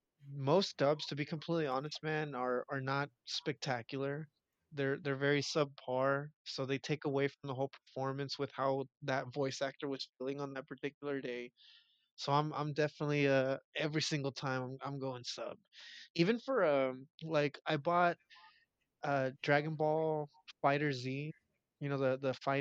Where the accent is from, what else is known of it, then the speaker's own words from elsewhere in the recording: Mexico; moved away; growing up in Mexico